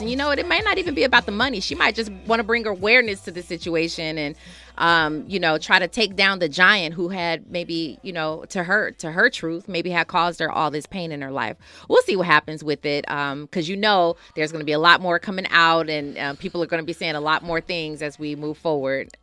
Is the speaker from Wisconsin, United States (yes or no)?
yes; Milwaukee, Wisconsin, United States; Milwaukee, Wisconsin is my hometown